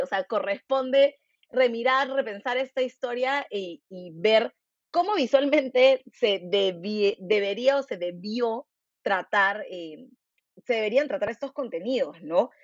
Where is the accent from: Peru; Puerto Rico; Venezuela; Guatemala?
Peru; todas las personas afroperuanas que hemos salido del país